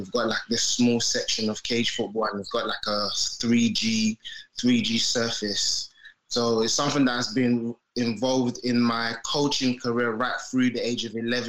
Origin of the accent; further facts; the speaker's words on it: Peckham, London, United Kingdom; also born or lived in Nigeria; So I'm from Peckham. Cage football, which we called it like cage football on the pitch, normal concrete pitch, is what I grew up on. I was like maybe 11. I didn't initially grow up in England. I was born in Nigeria, so I lived there for like 11 years.